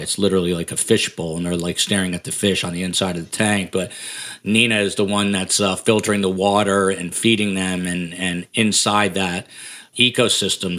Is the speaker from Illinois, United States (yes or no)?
no; New Jersey, United States; also born or lived in Washington, D.C.; I ended up back in my home state, hometown. My home state is New Jersey